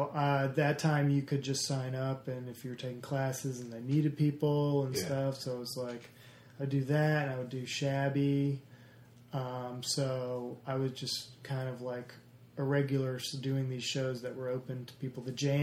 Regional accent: the South, United States; a lot of people say I don't have an accent, even though I'm from the South or whatever.

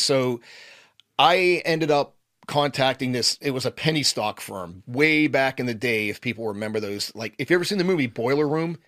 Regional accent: Turtle Creek, Pennsylvania, United States; a little, little town outside of Pittsburgh called Turtle Creek.

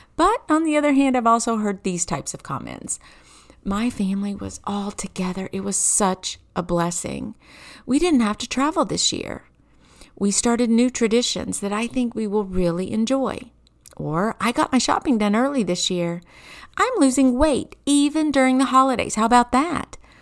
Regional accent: Kentucky, United States; I grew up in Kentucky

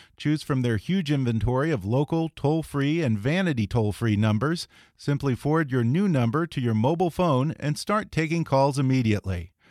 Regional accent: Houston, Texas, United States; I'm from Houston myself

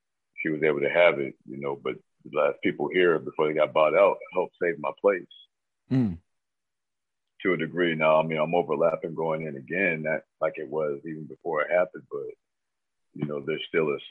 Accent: Marietta, Georgia, United States; I'm from Marietta, Georgia, Cobb County.

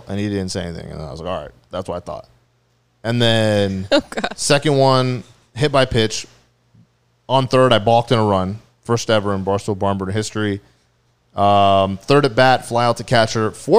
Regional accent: Orange County, California, United States; from Orange County.

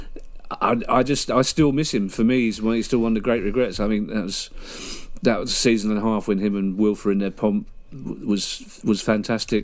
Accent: United Kingdom; we're British

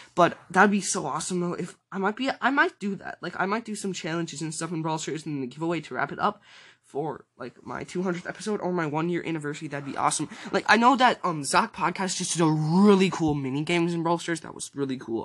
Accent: United States; I'm from the U.S. I'm in Central Time Zone.

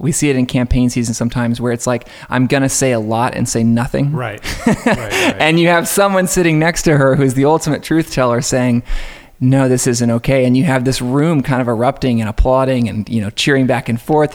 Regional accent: just outside of Atlanta, Georgia, United States; I grew up just outside of Atlanta

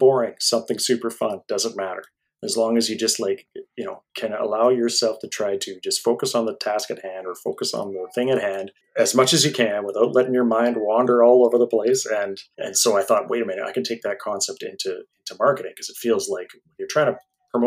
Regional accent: Alberta, Canada; I'm from Alberta

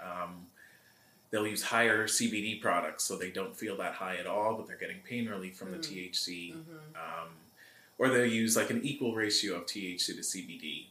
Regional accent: Greenwood Lake, New York, United States; also born or lived in Bronx, New York; I was born in the Bronx, but I moved to Greenwood Lake. I was four.

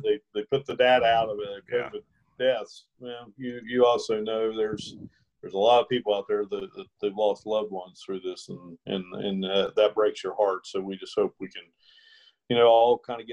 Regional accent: Ripley, West Virginia, United States; just being here in my hometown

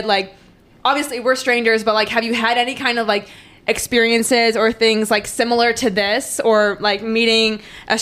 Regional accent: Green Bay, Wisconsin, United States; moved away as an adult; now in Springfield, United States; I'm from Green Bay, so I obviously came to college in Missouri. But before that, I even switched high schools when I was in Green Bay

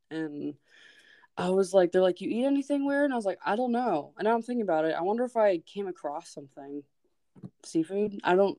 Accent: Alaska, United States; moved away; also born or lived in Metlakatla; I'm from Alaska

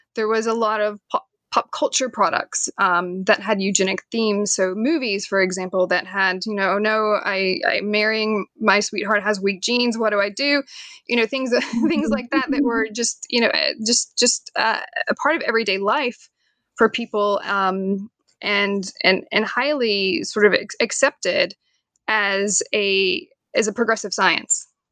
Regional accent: Knoxville, Tennessee, United States; moved away as an adult; now in Staunton, United States; I am from Knoxville, Tennessee

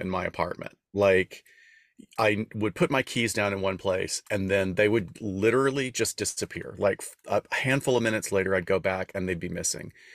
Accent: Deep South, United States; moved away; also born or lived in Los Angeles; we're both from an area of the country. We're from the Deep South

